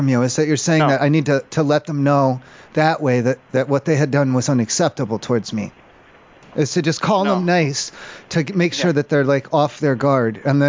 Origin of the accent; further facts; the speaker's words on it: Colorado Springs, Colorado, United States; I'm from Colorado Springs, so I'm about 2 hours out from you guys.